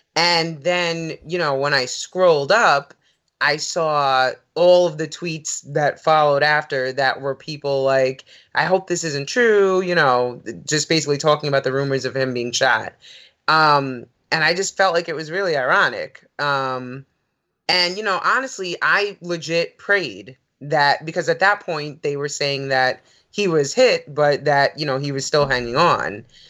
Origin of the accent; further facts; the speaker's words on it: New York, United States; growing up in New York